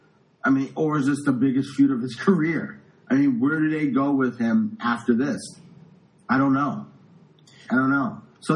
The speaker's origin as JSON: {"language": "English", "town": "New York City", "region": "New York", "country": "United States", "tie": "born or raised there", "said": "In the 80s, when we were kids and, you know, we grew up in the Bronx and we walked to school and we walked around our neighborhood"}